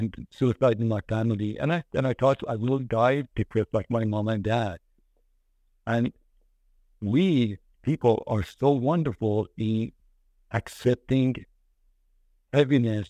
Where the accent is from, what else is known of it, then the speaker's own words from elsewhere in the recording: Iran; now in United States; I am from Iranian and I came to the United States.